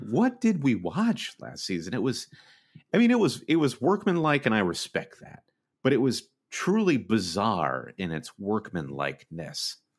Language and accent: English; United States; as an American fan